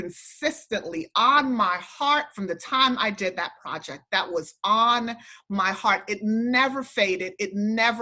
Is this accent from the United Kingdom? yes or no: no; U.S. Virgin Islands; I was raised in St. Thomas, where there's hurricanes all the time